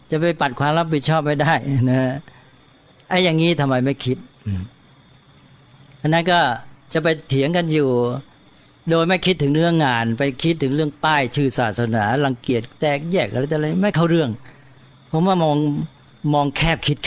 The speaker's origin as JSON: {"language": "Thai", "country": "Thailand"}